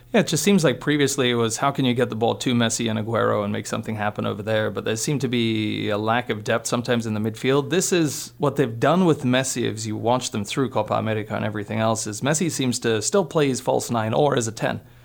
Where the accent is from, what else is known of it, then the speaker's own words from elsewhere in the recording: Poland; also born or lived in Minnesota; now in Montana, United States; being Polish, growing up in Poland, being born there